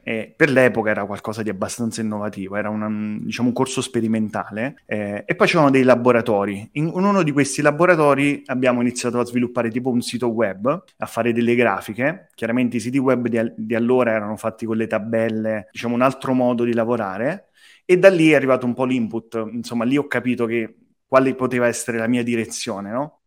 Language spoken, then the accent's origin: Italian; Campania, Italy; Io sono campano